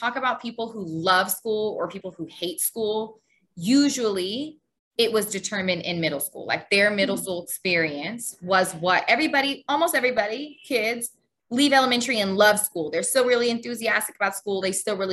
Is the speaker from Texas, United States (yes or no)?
yes; San Antonio, Texas, United States; moved away as an adult; also born or lived in Houston, Texas; now in Egypt; So I grew up in Texas. Both my parents were stationed in San Antonio. And so most of my whole life was pretty much in San Antonio. So I grew up in San Antonio.